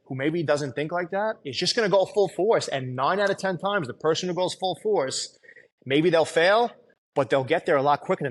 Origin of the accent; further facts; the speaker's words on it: New York City, New York, United States; growing up in Staten Island